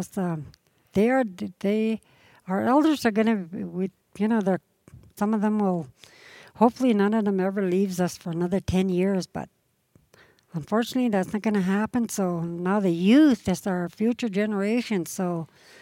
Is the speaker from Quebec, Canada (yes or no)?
no; Blueberry River, British Columbia, Canada; We grew up on Blueberry River.